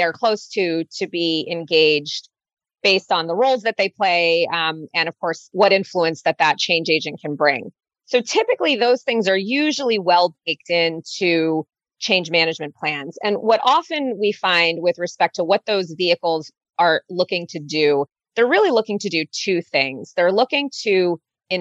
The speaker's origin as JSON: {"language": "English", "country": "United States", "also_born_or_lived": "Germany", "lives_now": "New York, United States", "said": "being an American"}